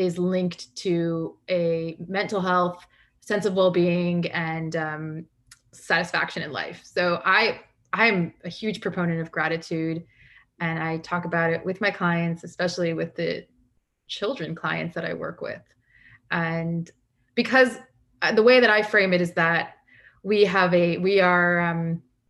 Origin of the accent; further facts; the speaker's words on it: Canada; I grew up in Canada